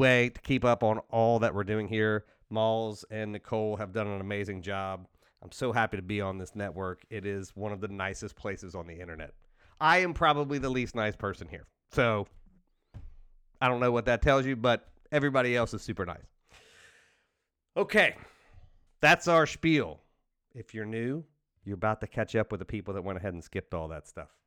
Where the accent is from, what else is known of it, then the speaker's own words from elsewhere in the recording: outside of Cincinnati, Ohio, United States; I'm from Cincinnati. I'm from outside of Cincinnati